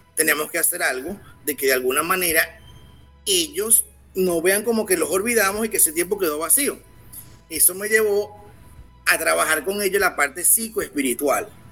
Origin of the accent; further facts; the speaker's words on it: Venezuela; soy venezolano